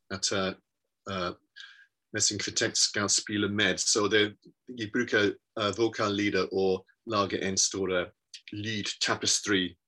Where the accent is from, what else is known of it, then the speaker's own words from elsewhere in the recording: Worcester, West Midlands, United Kingdom; Norwegian is a second language; moved away as an adult; also born or lived in Birmingham / London; now in Bergen, Norway; jeg ble født i Worcester i England, og uh, jeg var en uh, sanger på Worcester uh, Domcerca Corps